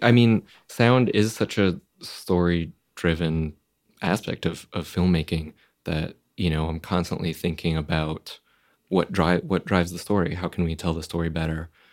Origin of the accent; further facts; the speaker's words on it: Florida, United States; I grew up in Florida